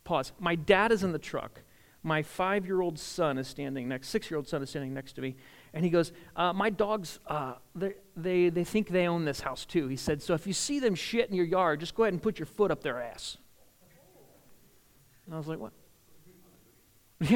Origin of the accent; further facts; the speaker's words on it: the North, Northern United States, United States; moved away; I was from the North